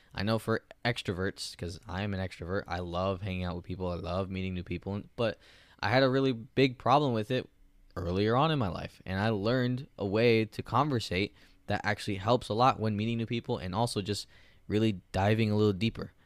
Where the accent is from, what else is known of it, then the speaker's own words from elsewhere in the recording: United States; I'm an American